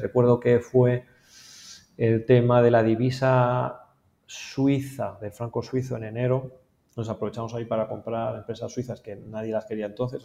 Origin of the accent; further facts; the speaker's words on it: Spain; moved away; siendo español viviendo aquí